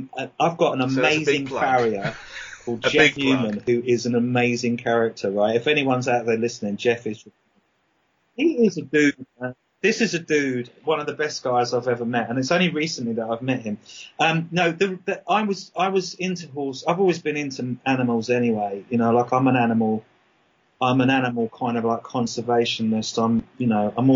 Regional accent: Brighton, South East England, United Kingdom; accent: English; moved away as an adult; also born or lived in Dublin, Ireland / London / Australia; now in England; I started off in Brighton. Well, actually, I was born in Dublin, and then we moved to London, and then I moved to Brighton when I was about 4 or 5, and went to school there, and then sort of went back to London when I was 19

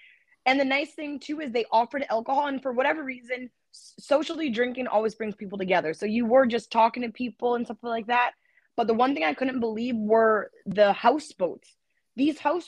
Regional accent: Canada; We're Canadian.

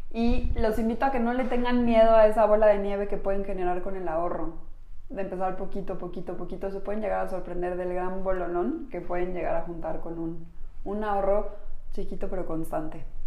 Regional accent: Mexico; Somos mujeres mexicanas

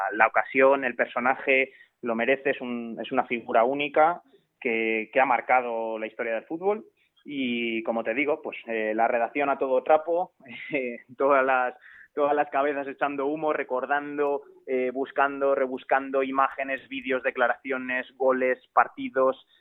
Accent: Alcázar de San Juan, Castilla-La Mancha, Spain; el equipo de, mi pueblo, con ese gimnástico

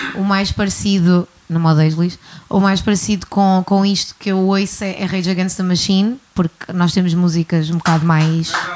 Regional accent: Guimarães, Norte, Portugal; now in Algarve, Portugal; sou de Guimarães, mas estou no Algarve há algum tempo

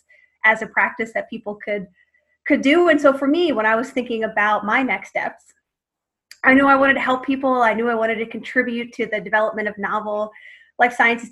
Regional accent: Philadelphia, Pennsylvania, United States; moved away as an adult; now in Boston, United States; I'm from Philadelphia originally. I grew up there and ended up moving to Boston in 2003.

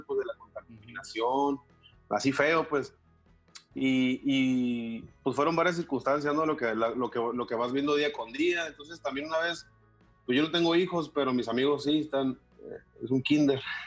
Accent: Mexicali, Baja California, Mexico; nací aquí en Mexicali.

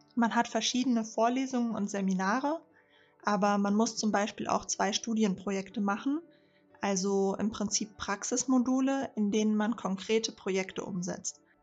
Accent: Rhine-Main area, Hesse, Germany; ich bin 29 und bin im Rhein-Main-Gebiet aufgewachsen.

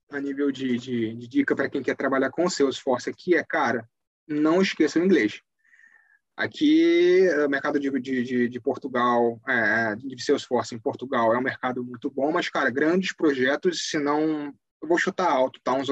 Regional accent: Brazil; assim, eu sou brasileiro, eu posso falar por nós brasileiros

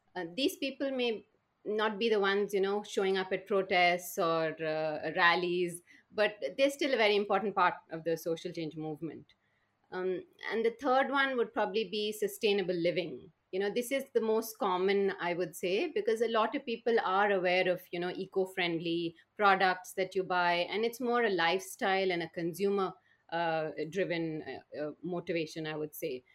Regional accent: Bangalore, Karnataka, India; I was brought up in a city called Bangalore in the southern Indian state of Karnataka

